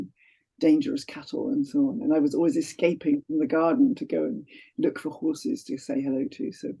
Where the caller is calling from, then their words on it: North West England, United Kingdom; I'm talking today from Cumbria in Northwest England, where it's actually a beautiful, sunny, if cold day.